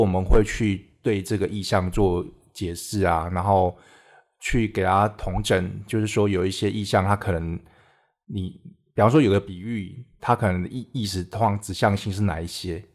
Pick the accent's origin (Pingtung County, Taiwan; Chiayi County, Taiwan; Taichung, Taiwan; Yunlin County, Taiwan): Chiayi County, Taiwan; Minxiong; 小时候是住在嘉义县民雄乡，嗯哼。就是现在中正大学的附近，是。可是是半山腰里面